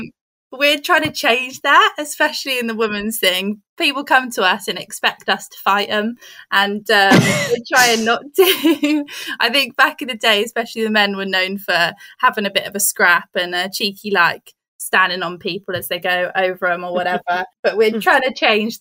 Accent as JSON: {"language": "English", "area": "Norfolk", "region": "East of England", "country": "United Kingdom", "tie": "born or raised there", "said": "I'm from Norfolk."}